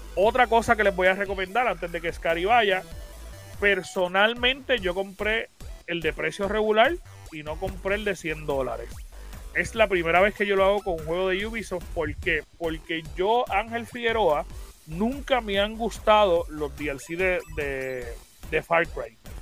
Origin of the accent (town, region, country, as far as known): Puerto Rico